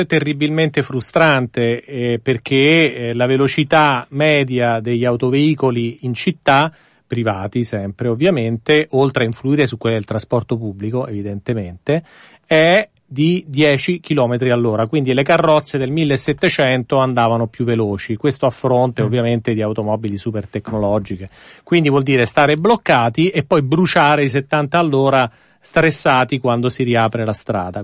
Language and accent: Italian; Rome, Lazio, Italy; now in Milan, Italy; sono nato e cresciuto a Roma